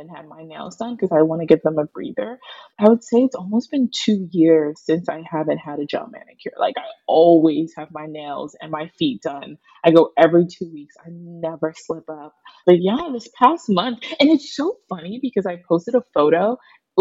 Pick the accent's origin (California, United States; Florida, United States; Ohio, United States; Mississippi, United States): Ohio, United States; Pickerington; moved away as an adult; also born or lived in Newark, New Jersey; now in New York City, United States; just got moved away to Pickerington, Ohio